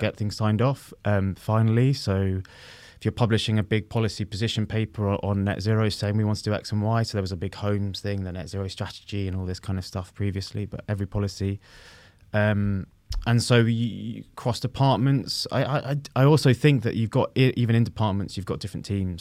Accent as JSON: {"language": "English", "region": "London", "country": "United Kingdom", "tie": "born or raised there", "said": "I grew up in West London"}